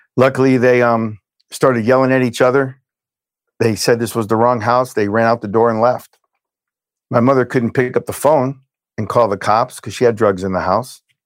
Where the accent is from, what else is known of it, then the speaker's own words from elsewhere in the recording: Hialeah, Florida, United States; also born or lived in Brooklyn, New York; was born in Brooklyn, New York. We moved from Brooklyn to Hialeah, Florida. When I was six